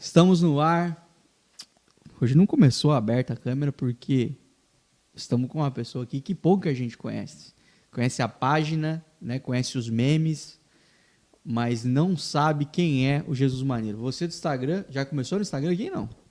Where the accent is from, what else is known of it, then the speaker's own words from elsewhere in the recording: interior of Paraná, Brazil; now in Joinville, Brazil; eu sou paranaense, né? Vim lá do, do interior do Paraná